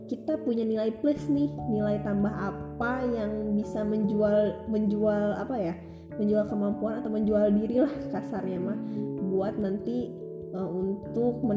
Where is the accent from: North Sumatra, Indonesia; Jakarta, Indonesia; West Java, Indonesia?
West Java, Indonesia; Banjar; Nah, saya ini berasal dari Banjar. Nah, Banjarnya bukan Banjarmasin, bukan Banjarnegara, tapi Banjar Jawa Barat.